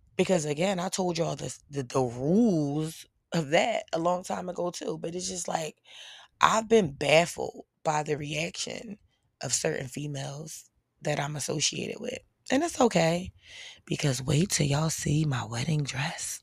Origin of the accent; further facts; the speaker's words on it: Philadelphia, Pennsylvania, United States; I'm from P A, I'm from Philly